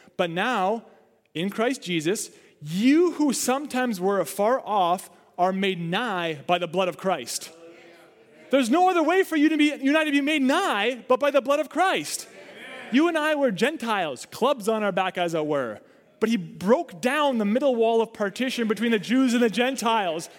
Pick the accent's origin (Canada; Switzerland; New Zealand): Canada; I don't want to just be dead set Canadian, though I'm thankful for it